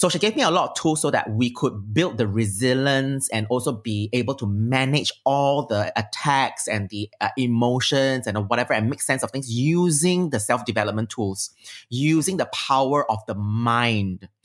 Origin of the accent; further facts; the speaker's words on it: Singapore; I'm very Heartlander and I'm very Singaporean